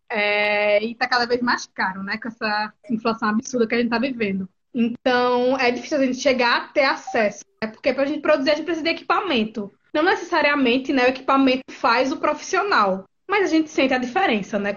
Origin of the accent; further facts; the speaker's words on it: Garanhuns, Pernambuco, Brazil; now in Recife, Brazil; eu sou do interior do estado, né? Nasci em Garanhuns, mas moro no Recife devido à universidade